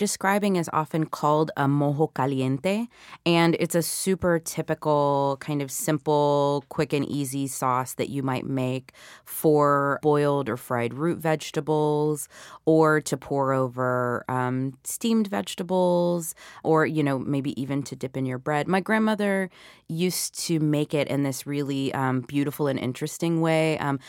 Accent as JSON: {"language": "English", "region": "the South", "country": "United States", "tie": "born or raised there", "said": "the kind of food that I was eating growing up in the South."}